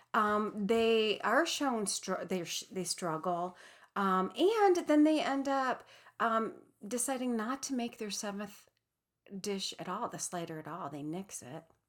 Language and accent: English; Midwest, United States; now in Pacific Northwest, United States; proudly from the Midwest, um, but also proudly living in the Pacific Northwest for many, many years